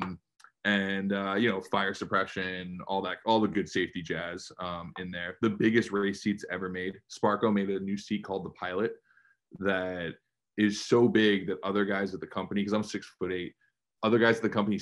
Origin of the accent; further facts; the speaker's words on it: New York, United States; moved away as an adult; I grew up in New York.